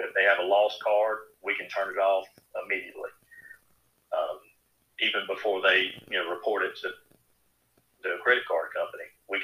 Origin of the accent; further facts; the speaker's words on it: Jenkins County, Georgia, United States; I was born and raised in Jenkins. Graduated from Jenkins School and went on to Southern and graduated there with a degree in accounting.